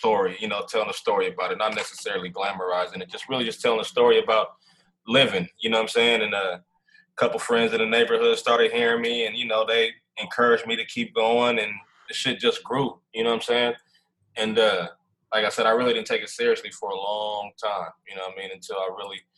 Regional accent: United States; I'm just a young black kid, man, growing up in America

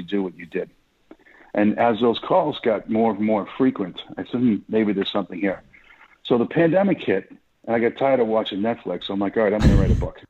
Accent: Boston, Massachusetts, United States; accent: Boston; now in Dallas, United States; Born and raised in Boston, Massachusetts

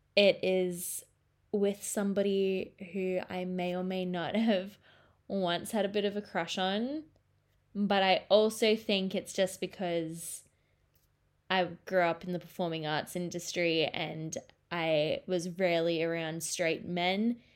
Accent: Australia; as an Australian

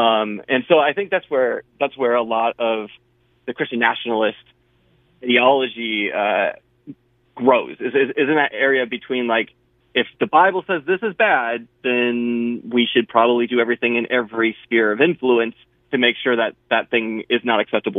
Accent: Panama; born there; So I was born in Panama and Central America.

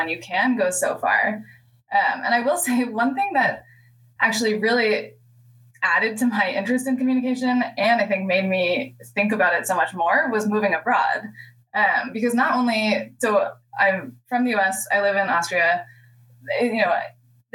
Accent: United States; as an American

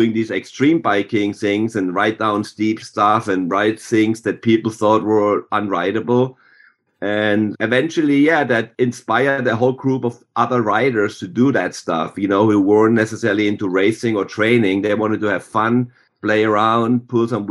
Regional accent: Germany; moved away; growing up in Germany

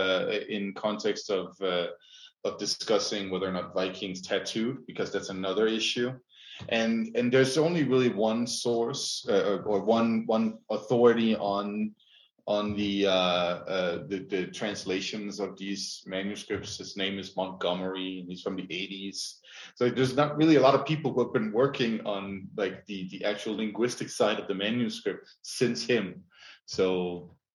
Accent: Greenland; I was raised in Greenland.

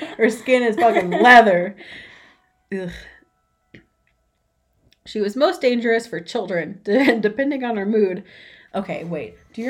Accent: United States

